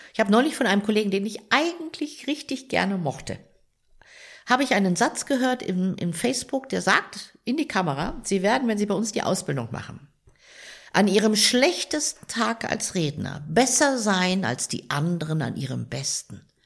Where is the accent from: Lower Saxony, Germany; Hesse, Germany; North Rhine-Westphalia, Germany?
Lower Saxony, Germany; Rehren; now in Munich, Germany; Meine Heimat ist in der Nähe von Hannover im Weserbergland. Rehren, ein kleiner Ort in der Nähe von Rinteln an der Weser